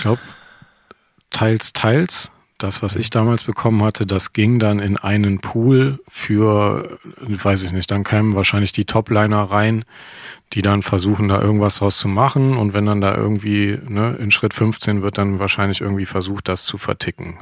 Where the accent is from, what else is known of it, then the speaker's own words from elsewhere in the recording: Krefeld, North Rhine-Westphalia, Germany; ich komme halt ursprünglich aus Krefeld